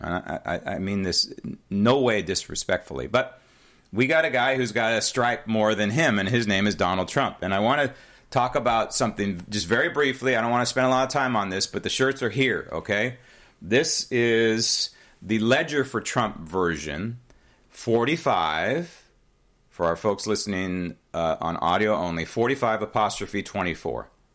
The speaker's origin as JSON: {"language": "English", "town": "San Francisco", "region": "California", "country": "United States", "tie": "born or raised there", "said": "growing up in San Francisco with the San Francisco phone book."}